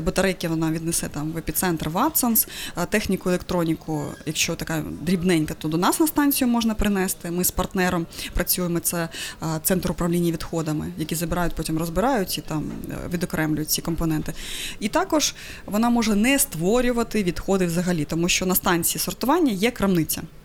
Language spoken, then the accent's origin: Ukrainian; Crimea, Ukraine; moved away; я взагалі з Криму